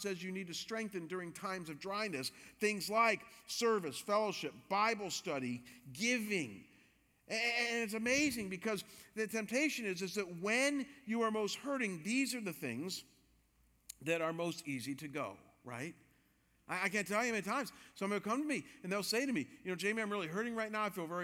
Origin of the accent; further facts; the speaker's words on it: Cleveland, Ohio, United States; moved away; also born or lived in Chicago; I've been a Cleveland Browns fan because I'm from Cleveland